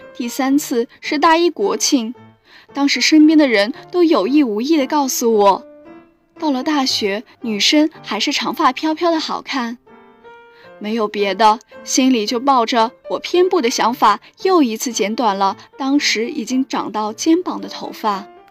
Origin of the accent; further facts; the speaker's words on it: Chengdu, Sichuan, China; moved away as an adult; now in Nanjing, China; 来自四川成都